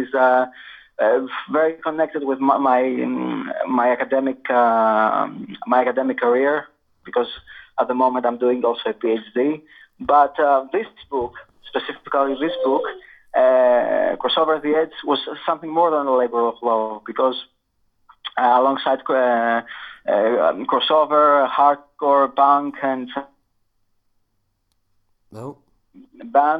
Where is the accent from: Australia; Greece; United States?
Greece; also born or lived in Manchester / Siena; now in Luton, United Kingdom; originally I'm from Greece. I'm Greek.